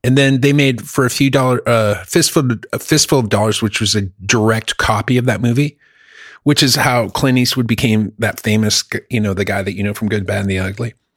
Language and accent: English; Germany; now in United States; I lived, I grew up in Germany